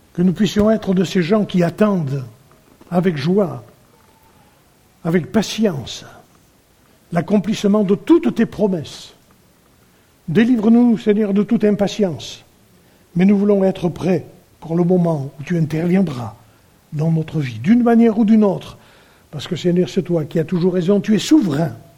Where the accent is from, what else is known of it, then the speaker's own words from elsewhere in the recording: France; nous sommes français